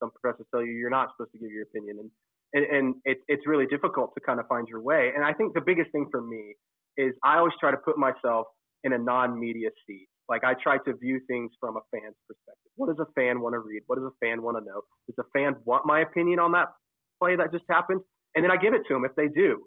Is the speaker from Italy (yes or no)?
no; Oklahoma, United States; growing up in Oklahoma